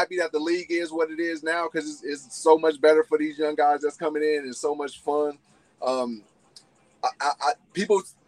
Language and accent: English; San Francisco, California, United States; growing up in San Francisco